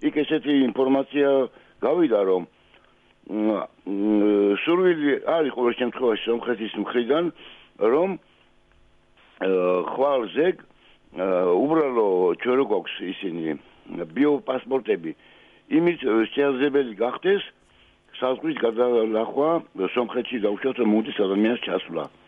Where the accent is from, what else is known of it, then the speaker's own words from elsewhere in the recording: Sadakhlo, Kvemo Kartli, Georgia; moved away; also born or lived in Tbilisi; მე სადახლოდან ვარ საერთოდ მაგრამ თბილისში ცხოვრობდი